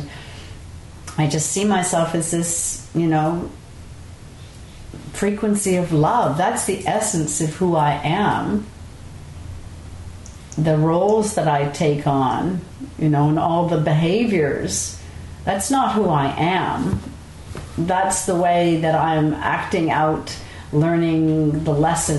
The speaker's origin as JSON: {"language": "English", "town": "Montreal", "region": "Quebec", "country": "Canada", "tie": "born or raised there", "moved": "yes", "lives_now": "Marin, United States", "said": "Growing up, I grew up in Montreal and we had a country house"}